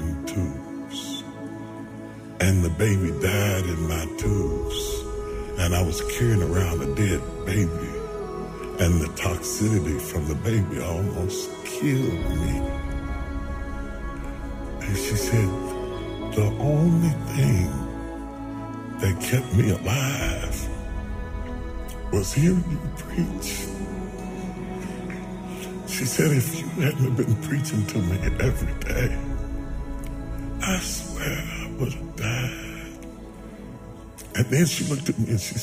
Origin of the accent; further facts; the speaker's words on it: West Virginia, United States; I'm a country boy. I'm from West Virginia